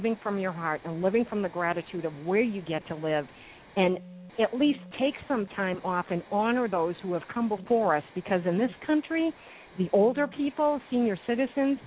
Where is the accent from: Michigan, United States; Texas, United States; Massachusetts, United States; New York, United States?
Massachusetts, United States; I'm from Massachusetts, so I used to go to the Boston Pops performance a lot